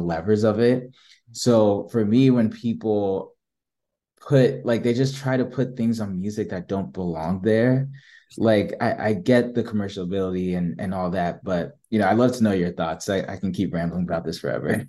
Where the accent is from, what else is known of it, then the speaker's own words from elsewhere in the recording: New Jersey, United States; moved away; I'm from Jersey